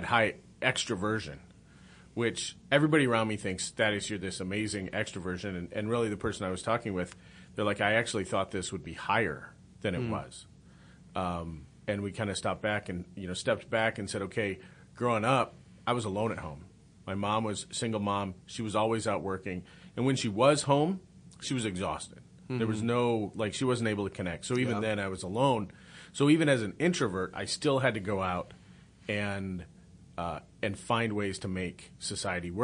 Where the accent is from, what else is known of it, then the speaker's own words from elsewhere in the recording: Pierre, South Dakota, United States; growing up in South Dakota